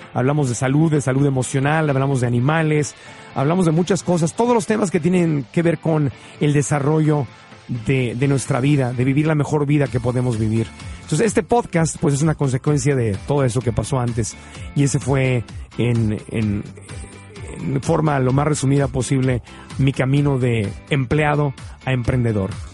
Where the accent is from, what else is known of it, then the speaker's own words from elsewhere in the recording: Tijuana, Baja California, Mexico; crecí en Tijuana. Y en Tijuana crecí viendo cómo cruzaba la gente